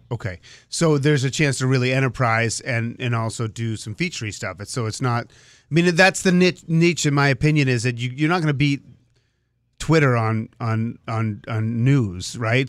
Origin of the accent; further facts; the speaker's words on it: Boston, Massachusetts, United States; I grew up in the Boston area